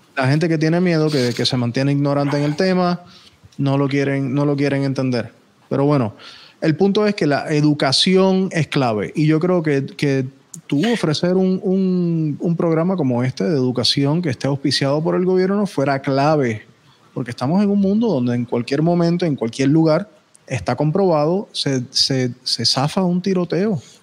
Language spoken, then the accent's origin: Spanish; Puerto Rico; also born or lived in North Miami, Florida, United States; now in Miami, United States; técnicamente nací aquí en, North Miami, pero me crié en Puerto Rico